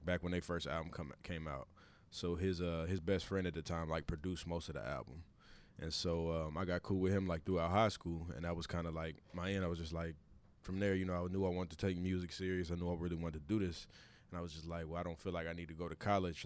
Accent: Kansas City, Missouri, United States; we're both from Kansas City

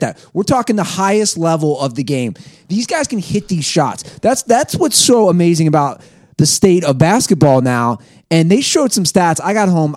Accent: Ohio, United States; now in Venice Beach, California, United States; I left Ohio

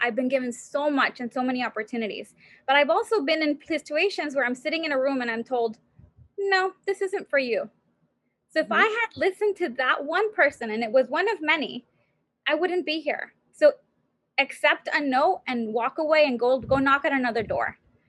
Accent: United States; first language Spanish; English is a second language; I'm Mexicana and I'm American. I don't have an accent and I speak fluent Spanish. It's my first language.

